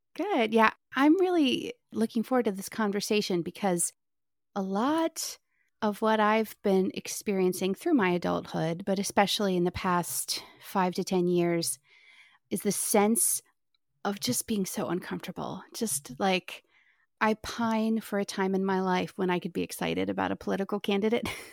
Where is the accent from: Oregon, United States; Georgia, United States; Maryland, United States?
Maryland, United States; I am from Maryland, which is super liberal, but I come from a really Republican family